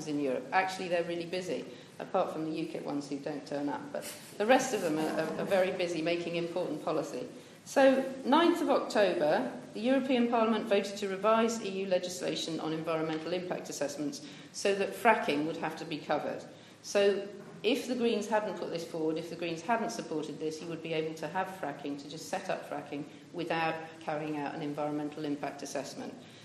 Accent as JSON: {"language": "English", "town": "Bath", "region": "South West England", "country": "United Kingdom", "tie": "born or raised there", "said": "I grew up in Bath and went to school here"}